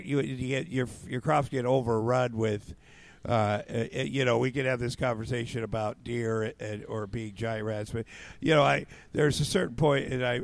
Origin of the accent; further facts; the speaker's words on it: Iowa, United States; moved away; also born or lived in Minneapolis / Los Angeles; I grew up in Iowa on a farm